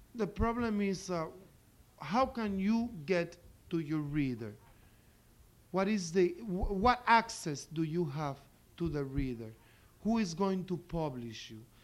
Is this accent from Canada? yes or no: no; Puerto Rico